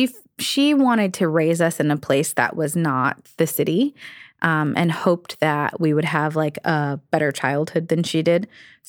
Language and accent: English; Virginia, United States; Oh, gosh. Yes, I did. I grew up, well, I kind of grew up in two places.